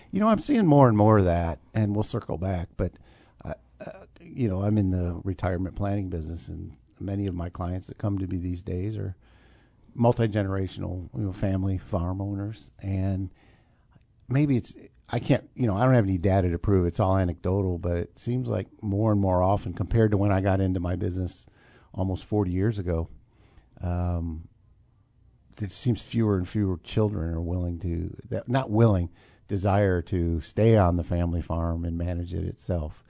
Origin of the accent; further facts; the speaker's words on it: Urbana, Illinois, United States; now in Champaign, United States; I have an affinity for Urbana, um, growing up there